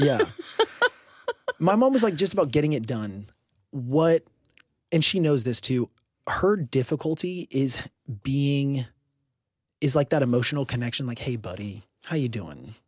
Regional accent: Houston, Texas, United States; I grew up in Houston, Texas

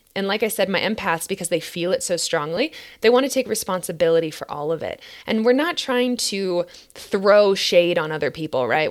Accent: Minnesota, United States; now in Boulder, United States; my home state of Minnesota

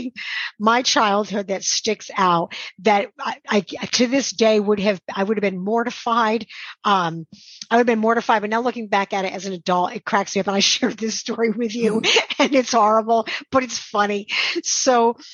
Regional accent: Shawangunk Mountains, New York, United States; I grew up in the Shawanga Mountains

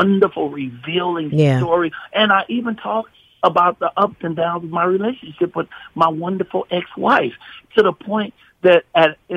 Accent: Chicago, Illinois, United States; my hometown of Chicago

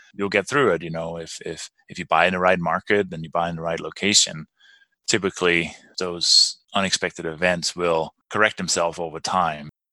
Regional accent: Denmark; English is a second language; moved away as an adult; also born or lived in London, England; now in Durango, United States; I was born and raised in Denmark

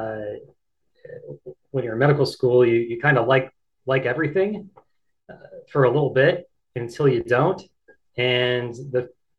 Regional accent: Downingtown, Pennsylvania, United States; moved away as an adult; also born or lived in Philadelphia, Pennsylvania / Rhode Island; now in Bennington, United States; I'm originally from Eastern Pennsylvania, just outside of Philadelphia, in a town called Downingtown, and I grew up there

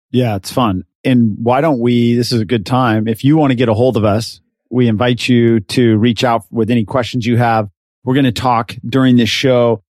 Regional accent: Richfield, Utah, United States; now in San Diego, United States; I was born and raised in Richfield, Utah, and small town

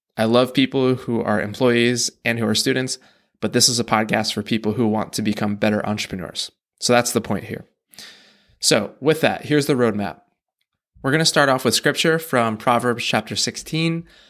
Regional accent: United States; we grew up in the American school system

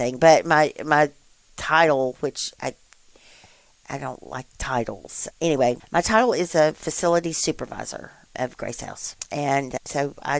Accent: Columbus, United States; I was born and raised here in Columbus.

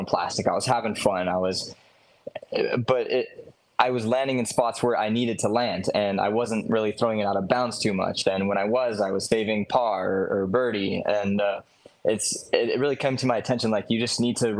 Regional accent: Hawaii, United States; I was born and raised in Hawaii. I spent my whole life there

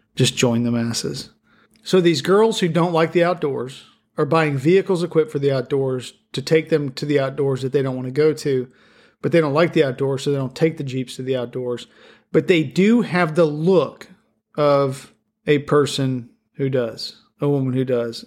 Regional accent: the Rockies, United States; now in Middle Tennessee, United States; I grew up in a place, I grew up in the Rockies

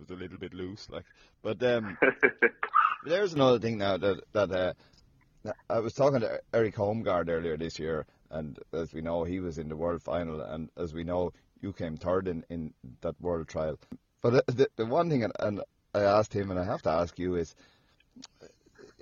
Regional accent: Ireland; I'm an Irish fella

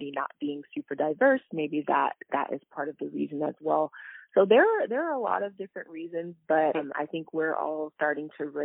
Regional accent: Marietta, Georgia, United States; I grew up in Marietta, Georgia. It's right outside of Atlanta

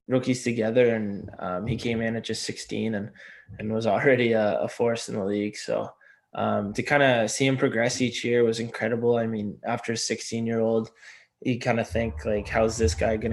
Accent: near Cape Breton, Nova Scotia, Canada; I grew up not far from where they played there.

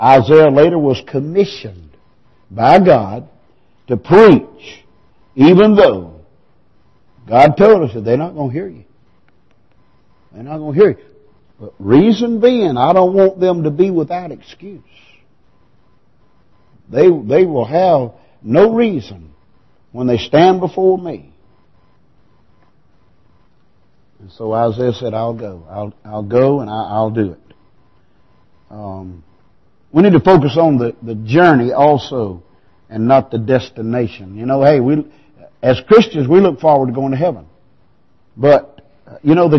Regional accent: Piercetown, South Carolina, United States; I was born in Piercetown. I was raised in Piercetown. I went to Piercetown School. I graduated from Wren.

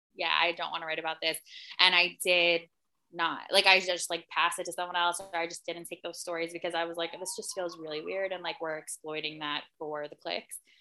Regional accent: Livingston, New Jersey, United States; I grew up in Livingston, New Jersey

